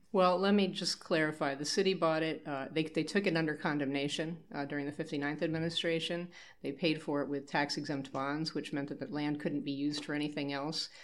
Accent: Montgomery County, Maryland, United States; moved away as an adult; now in Frederick, United States; I am a lifelong Maryland resident. I grew up in Montgomery County but moved here in 1983

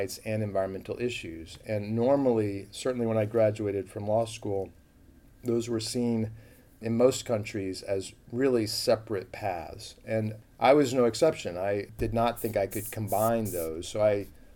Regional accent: United States; I grew up in a suburb

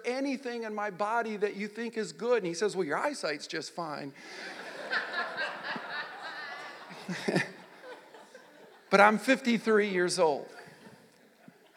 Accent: Nebraska, United States; also born or lived in Michigan / Wilber-Clatonia, Nebraska / O'Neill, Nebraska / Texas; I grew up in Nebraska, born in Michigan. I was raised in a little town outside of Lincoln called Wilbur Claytonia, a little community there. When I got to sixth grade, we moved to O'Neill, Nebraska

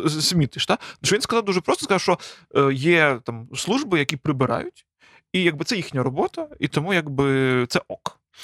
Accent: Galicia, Ukraine; ми якби галичани

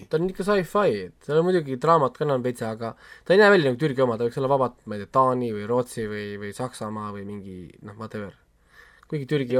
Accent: Estonia; mul on kahju olla eestlane teatud momentidel

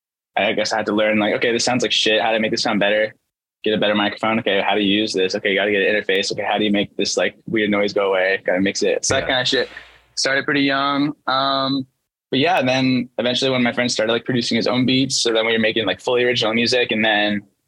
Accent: Kent, Washington, United States; A suburb called Kent

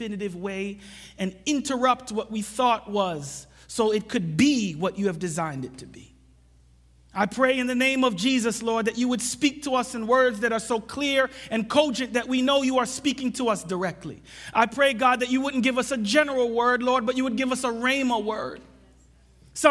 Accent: New York City, New York, United States; also born or lived in Jamaica; I came to the U.S. when I was 4. And, you know, I grew up in New York City

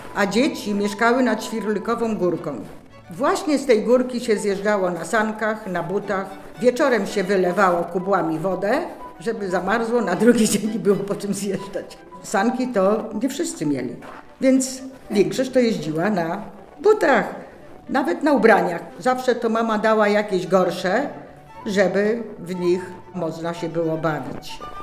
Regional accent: Warsaw, Masovian Voivodeship, Poland; Urodziłam się w kamienicy Józefa Wiśniewskiego na ulicy Biedronki numer 85

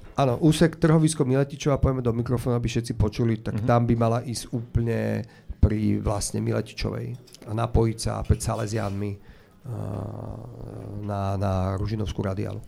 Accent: Slovakia; also born or lived in Bratislava; Som hrdý Slovák, mám rád Slovensko

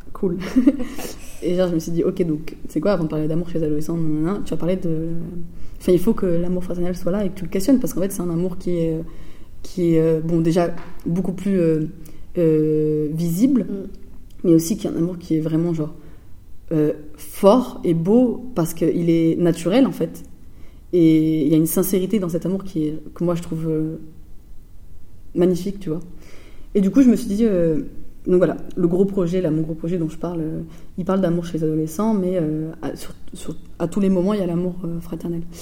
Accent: Floirac, Nouvelle-Aquitaine, France; moved away as an adult; also born or lived in Bègles; now in Marseille, France; je viens pas de la ville de Bordeaux, mais de ville à côté, donc de Florac et Bègle, euh, et donc, je viens de. j'ai grandi jusqu'à mes 15 euh, ans euh, dans une cité à Florac.

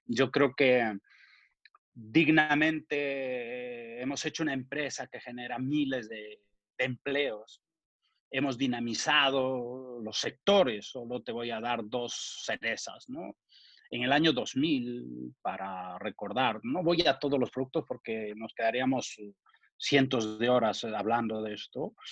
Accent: Ayacucho, Peru; moved away; he hecho un patronato en Perú para ayudar a mi tierra y a Cucho

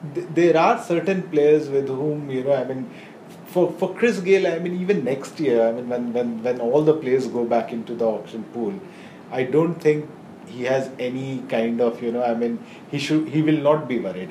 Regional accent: India; I am an Indian

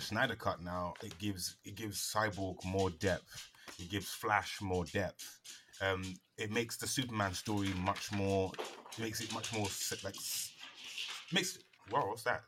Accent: United Kingdom; I'm British

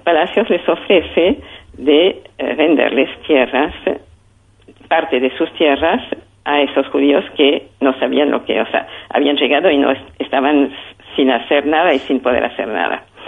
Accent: France; moved away as an adult; now in Argentina; yo venía de Europa, de Francia, eh, donde habíamos sufrido la guerra

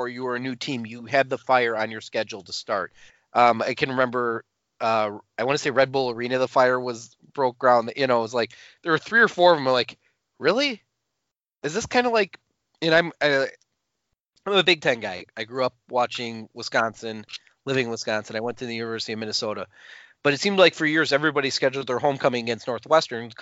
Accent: England, United Kingdom; now in United States; As an English expat

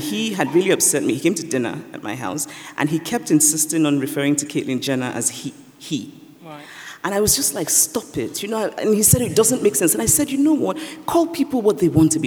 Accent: Nigeria; growing up in Nigeria

